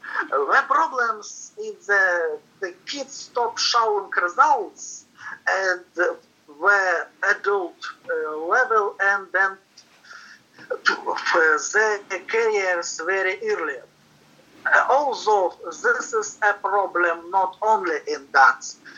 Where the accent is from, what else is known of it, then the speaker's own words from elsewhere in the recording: Krasnoyarsk, Krasnoyarsk Krai, Russia; In my hometown, Krasnoyarsk, which is Siberia